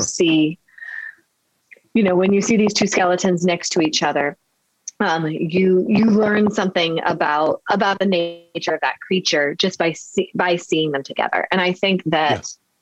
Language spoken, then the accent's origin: English; Midwest, United States; moved away as an adult; also born or lived in Florida; now in Baltimore, United States; I'm a I'm a Midwesterner